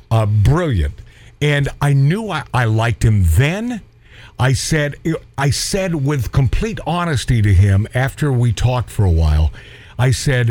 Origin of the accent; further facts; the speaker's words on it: Everett, Washington, United States; I'm a kid from Everett, Washington